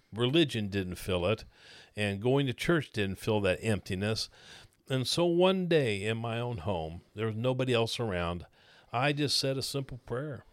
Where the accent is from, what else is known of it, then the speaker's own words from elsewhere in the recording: Blue Springs, Missouri, United States; I grew up in Blue Springs, Missouri